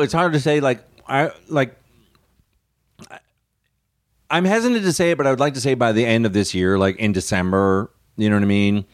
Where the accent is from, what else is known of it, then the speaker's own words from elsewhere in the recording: Houston, Texas, United States; also born or lived in London, Ontario, Canada / Austin; I grew up, uh, in Houston